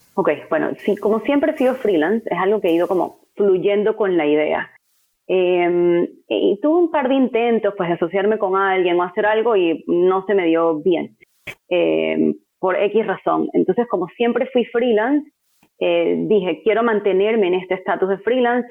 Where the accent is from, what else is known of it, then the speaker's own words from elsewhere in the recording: Venezuela; moved away; por ser venezolana latina